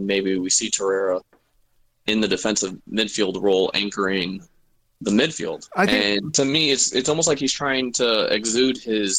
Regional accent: United States; growing up in America, I wasn't introduced into it until 2010.

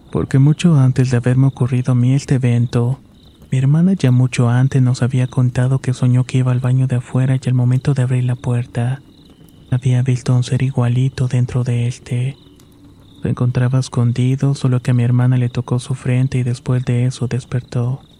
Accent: Saltillo, Coahuila, Mexico; Originalmente soy de Saltillo, Coahuila y esta es una historia breve.

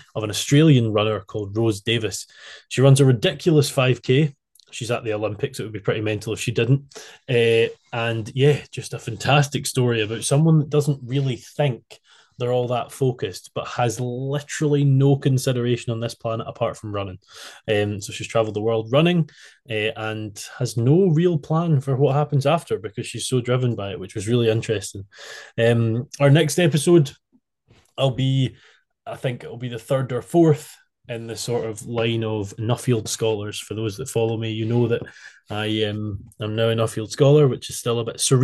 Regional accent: Scotland, United Kingdom; I'm from Scotland

